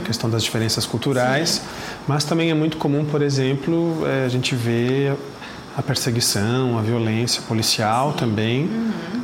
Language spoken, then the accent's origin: Portuguese; Brazil; eu que sou brasileiro